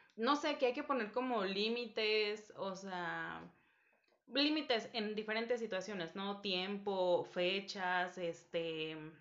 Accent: Guerrero, Mexico; now in Mexico City, Mexico; no soy de Ciudad de México, entonces en fechas de vacaciones, festivo, me voy con mi familia a, Guerrero

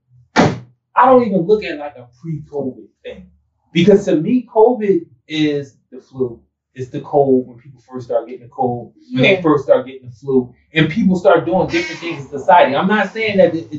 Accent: Philadelphia, Pennsylvania, United States; we moved from South Philly. So I'm like, well, damn, I must have been three. I had to be three.

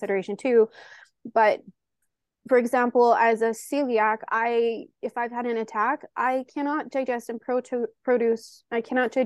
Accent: Canada; I'm Canadian

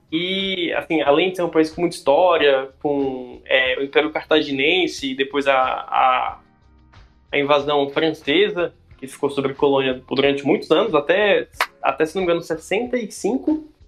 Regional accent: Brasília, Federal District, Brazil; moved away as an adult; also born or lived in Ceará / Goiânia; Eu sou de Brasília, original de Brasília, mas já morei no Ceará, já morei fora do país e já morei em Goiânia.

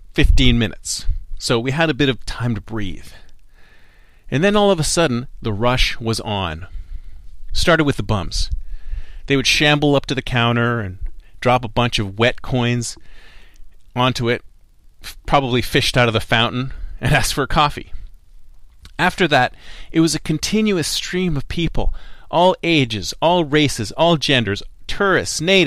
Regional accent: Canada; also born or lived in Toronto; now in Silicon Valley, United States; I am Canadian, you must have heard an A and an aboot every now and then

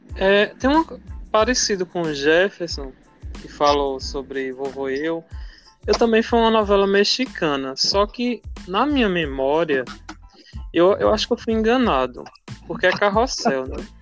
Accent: Picuí, Paraíba, Brazil; sou daqui de Picuí, na Paraíba.

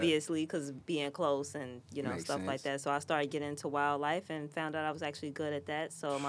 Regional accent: Chicago, Illinois, United States; moved away as an adult; now in Arizona, United States; I'm from Chicago, the south side part of Chicago

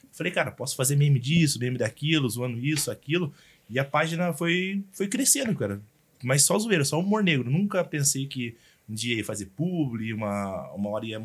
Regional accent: Guapiara, São Paulo, Brazil; also born or lived in Apiaí; nasci em Apiaí, que é interior de São Paulo, e me criei em Guapiara, que são cidades vizinhas.

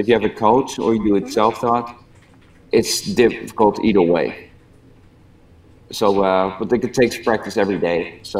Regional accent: Netherlands; also born or lived in Pigeon Forge, Tennessee; now in Ohio, United States; I grew up in the Netherlands.

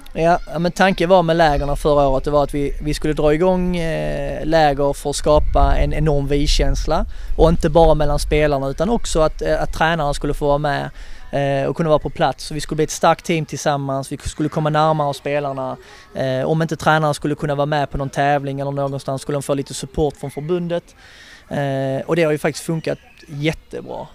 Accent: Skåne, Sweden; som skåning

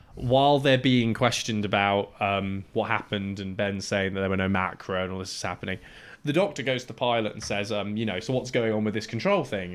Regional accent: Cyprus; moved away; where I grew up in Cyprus

